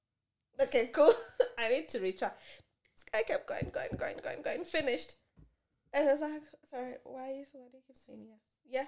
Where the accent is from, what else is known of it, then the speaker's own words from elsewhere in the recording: Kenya; now in Adelaide, Australia; Oh, I'm from Kenya.